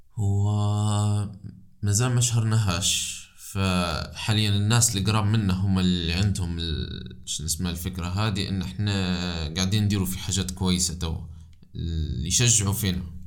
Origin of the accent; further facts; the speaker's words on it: Libya; أنا من ليبيا